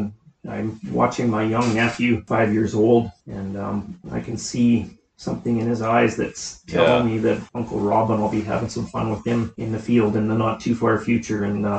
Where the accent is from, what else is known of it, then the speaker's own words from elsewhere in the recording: Caswell, British Columbia, Canada; Caswell, BC.